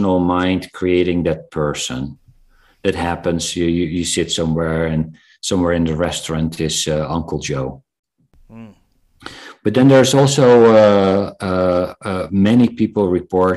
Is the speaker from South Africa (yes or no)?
yes; South Africa; I was born in South Africa